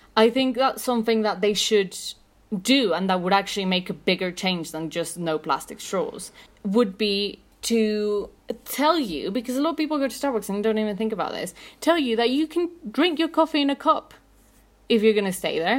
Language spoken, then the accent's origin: English; Mexico City, Mexico; I'm from Mexico City.